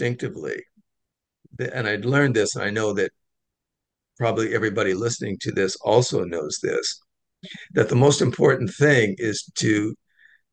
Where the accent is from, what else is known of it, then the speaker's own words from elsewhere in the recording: Washington, United States; moved away as an adult; I grew up in a very healthy, outdoors, physically active environment in Washington State.